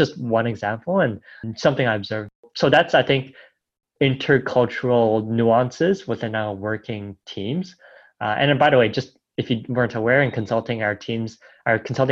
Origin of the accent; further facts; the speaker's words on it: Toronto, Ontario, Canada; moved away as an adult; now in Dubai, United Arab Emirates; I grew up in Toronto